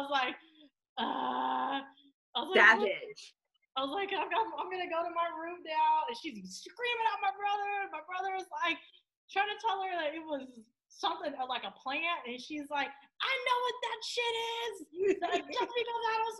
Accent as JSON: {"language": "English", "town": "Inglewood", "region": "California", "country": "United States", "tie": "born or raised there", "said": "my brother and I, we grew up in Inglewood."}